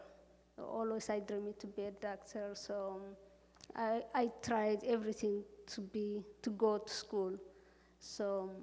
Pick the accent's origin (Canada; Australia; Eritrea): Eritrea; moved away as an adult; also born or lived in Cuba; now in Iowa, United States; I am originally from Africa, East Africa. The name of the country is Eritrea.